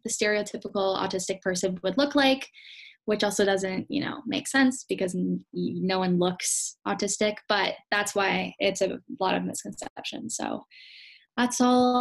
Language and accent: English; Canada; I was born and raised in Canada, but my family's from Holland